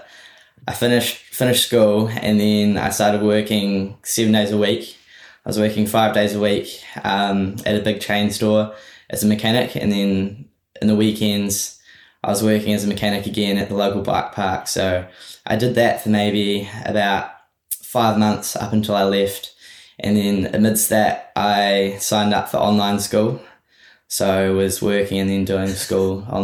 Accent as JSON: {"language": "English", "country": "New Zealand", "tie": "born or raised there", "said": "I've always lived in New Zealand my whole life"}